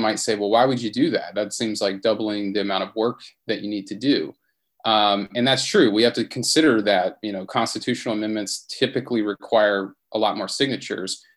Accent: Mississippi, United States; That's my home state.

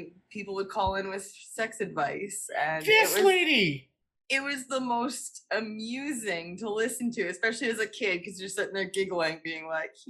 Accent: Brockville, Ontario, Canada; And my hometown is very conservative.

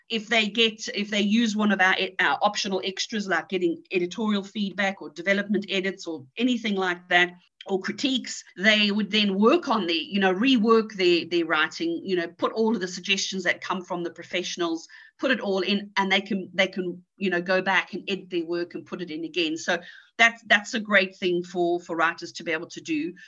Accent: South Africa; also born or lived in England; now in Spain; I'm, I'm originally from South Africa. I lived a lot of my life in England

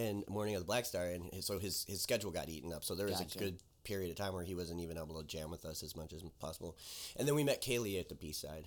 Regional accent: Richmond Heights, Ohio, United States; I grew up in Richmond Heights

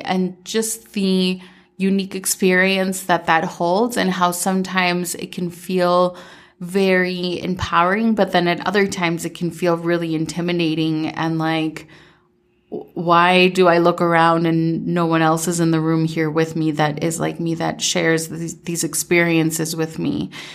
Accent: Minnesota, United States; also born or lived in Medellín, Colombia; I was born in Medellin, Colombia, and I moved to Minnesota when I was seven and mostly grew up in Minnesota

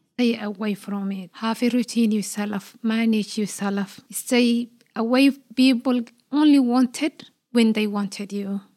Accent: Somalia; now in Australia; I'm Australian Somali woman, and I'm proud of, like, you know, be a Somali Australian woman.

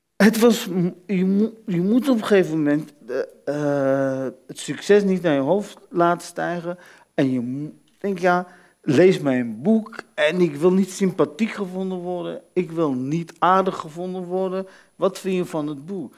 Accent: Netherlands; als kind in Nederland

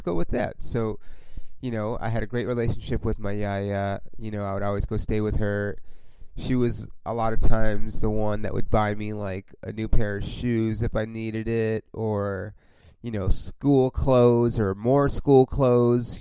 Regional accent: Los Angeles, California, United States; also born or lived in Oklahoma; I'm obviously from Los Angeles.

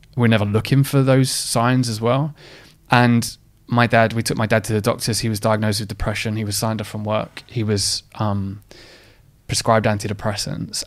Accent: Essex, East of England, United Kingdom; I grew up in a, in, I'm, I'm from Essex

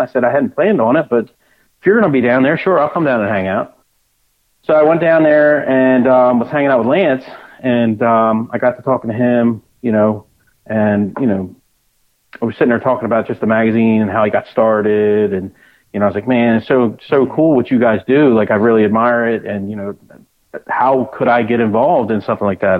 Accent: Delaware, United States; I'm from Delaware. I've been been in Delaware my whole life.

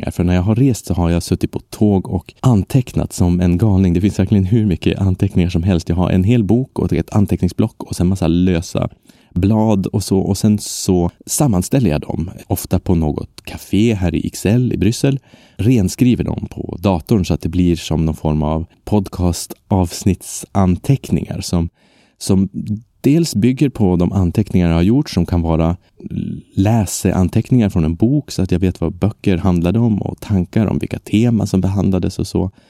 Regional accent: Sweden; first language Swedish; Men mitt språk är ju svenska. Det är mitt modersmål, mitt enda modersmål.

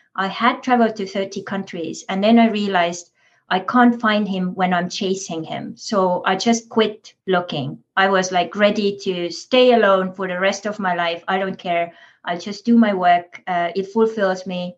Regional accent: Estonia; moved away; also born or lived in Big Island, Hawaii; as coming from Estonia, I grew up in Soviet Estonia

